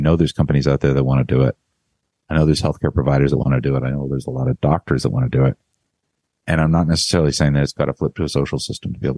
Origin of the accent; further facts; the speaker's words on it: Canada; now in United States; I'm Canadian